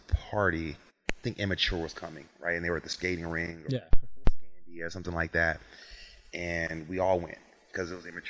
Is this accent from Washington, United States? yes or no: no; Las Vegas, Nevada, United States; moved away; Hey, I think growing up in Vegas was amazing, right?